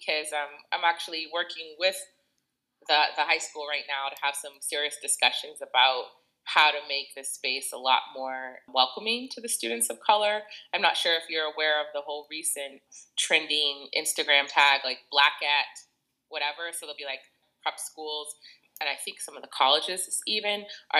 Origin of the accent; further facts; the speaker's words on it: Boston, Massachusetts, United States; moved away as an adult; now in New York, United States; I'm originally from Boston, but I've been in New York area since 2001